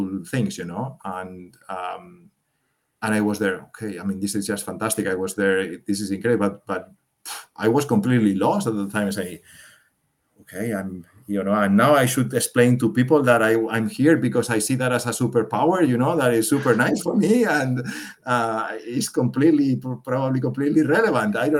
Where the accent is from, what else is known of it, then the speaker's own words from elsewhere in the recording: Spain; moved away as an adult; now in Switzerland; I'm from Spain